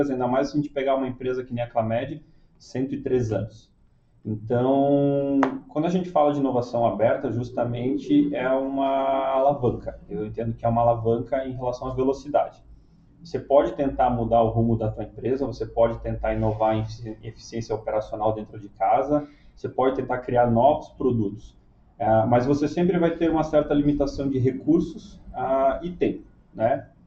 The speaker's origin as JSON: {"language": "Portuguese", "town": "Curitiba", "region": "Paraná", "country": "Brazil", "lives_now": "Joinville, Brazil", "said": "eu sou curitibano, né? Estou lá em Joinville, mas sou curitibano, tá?"}